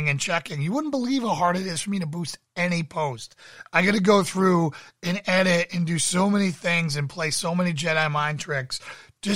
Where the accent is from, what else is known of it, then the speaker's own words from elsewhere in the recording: Massachusetts, United States; I grew up in Massachusetts